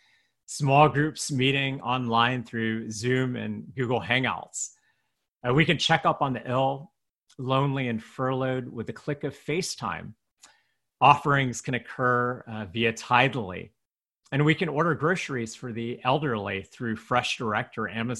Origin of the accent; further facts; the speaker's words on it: United States; an American-born Chinese pastor